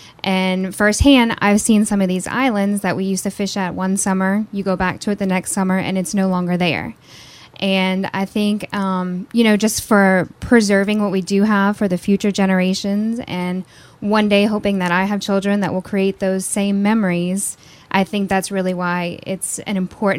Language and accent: English; Covington, Louisiana, United States; I'm from Covington, born and raised here in Louisiana, and grew up as a sportsman in South Louisiana.